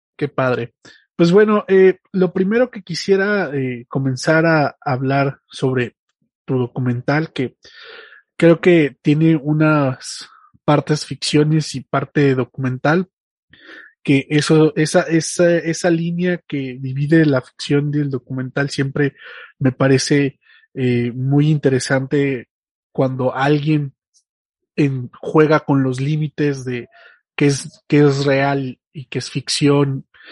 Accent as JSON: {"language": "Spanish", "country": "Mexico", "said": "nuestra historia como mexicanos"}